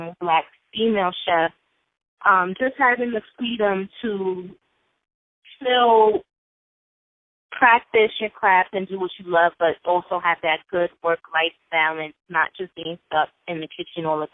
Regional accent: New York City, New York, United States; also born or lived in Las Vegas, Nevada; I grew up in Brooklyn, New York, born in Vegas

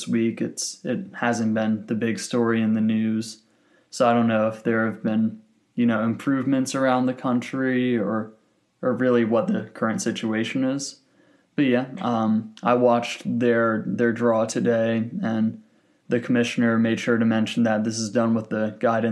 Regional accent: North Carolina, United States; my home state of the North Carolina Courage

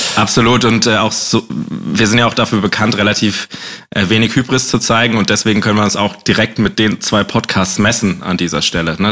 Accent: Bad Dürkheim, Rhineland-Palatinate, Germany; now in Baden-Württemberg, Germany; in Bad Dürkheim bin ich groß geworden

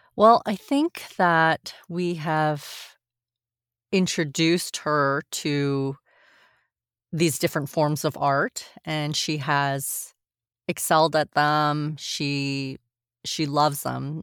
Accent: Montreal, Quebec, Canada; also born or lived in France; I was born in France actually. And then oh. and then oh, we moved here. Uh, we moved to Montreal when I was a baby

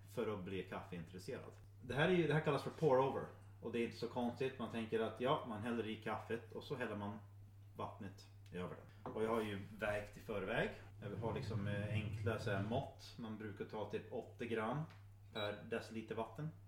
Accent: Michigan, United States; Swedish is a second language; moved away as an adult; also born or lived in Östersund, Sweden / Uppsala, Sweden; now in Sweden; jag föddes i USA. Jo, det. Eh, och eh, väldigt nära Kanada ändå

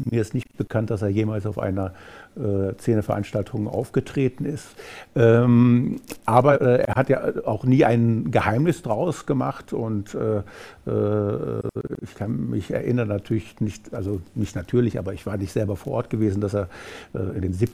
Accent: Rhineland, Germany; ich, als äh, Rheinländer

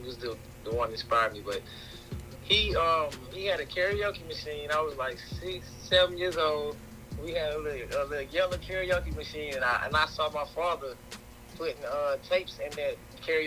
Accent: Houston, Texas, United States; I'm from Houston, Texas, born and raised, Acres Home, Texas.

